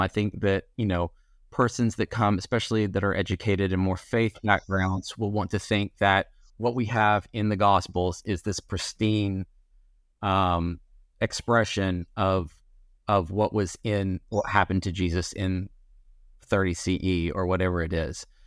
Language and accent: English; East Tennessee, United States; I'm from East Tennessee, um, the, uh, Smoky Mountains